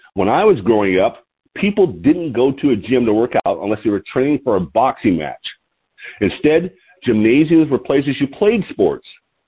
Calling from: Lompoc, California, United States; I'm your host today, and I'm calling from Lompoc, L-O-M-P-O-C, Lompoc, California, which sits 54 miles north of Santa Barbara on the California Central Coast.

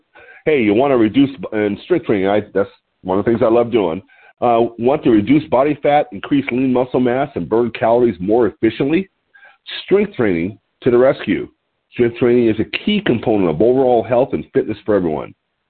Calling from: Lompoc, California, United States; I'm your host. I'm calling in from Lompoc, California, which sits 54 miles north of Santa Barbara on California's beautiful central coast.

